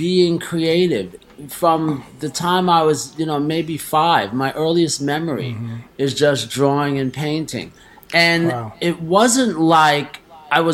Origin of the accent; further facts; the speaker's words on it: New York City, New York, United States; also born or lived in Charlotte, North Carolina; I am born and raised in Harlem as a little kid